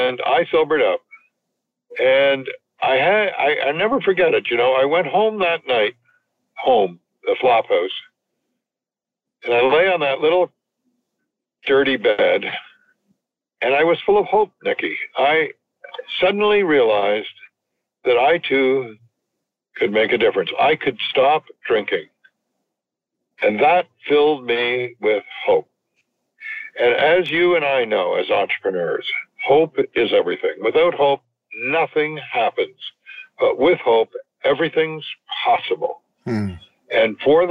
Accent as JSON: {"language": "English", "town": "Montreal West", "region": "Quebec", "country": "Canada", "tie": "born or raised there", "also_born_or_lived": "Toronto", "moved": "yes", "said": "I grew up in Montreal West"}